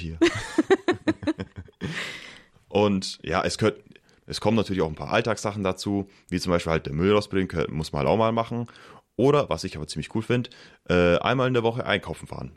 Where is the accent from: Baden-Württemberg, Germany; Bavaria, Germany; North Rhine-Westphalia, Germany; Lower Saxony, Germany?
Bavaria, Germany; Pfaffenhofen an der Roth; moved away; Also ich komme aus Pfaffenhof an der Rot, das ist in der Nähe von Ulm